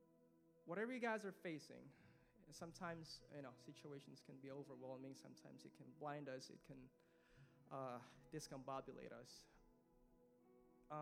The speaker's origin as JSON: {"language": "English", "country": "Philippines", "tie": "born or raised there", "moved": "yes", "said": "Growing up in the Philippines, I never had a close relationship with my dad"}